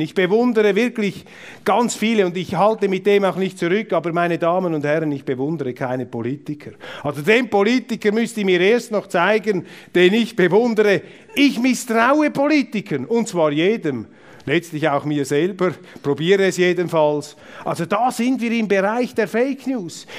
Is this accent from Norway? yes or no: no; Zurich, Switzerland; Ich bin äh, Zürcher mit Migrationshintergrund